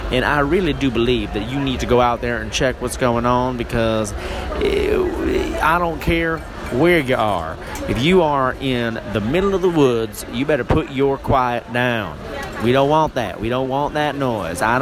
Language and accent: English; the South, United States; now in Southern California, United States; Now, I moved up here from the South, uh, the, the, the miscellaneous South.